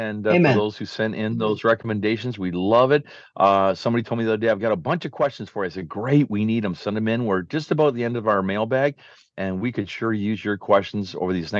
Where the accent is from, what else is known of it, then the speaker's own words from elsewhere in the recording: Canada; from Canada